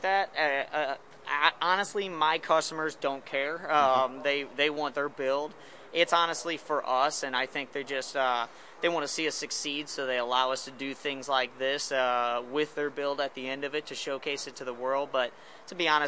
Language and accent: English; right outside of St. Louis, Missouri, United States; we're from the Midwest. You know, we're from right outside of St. Louis, Missouri.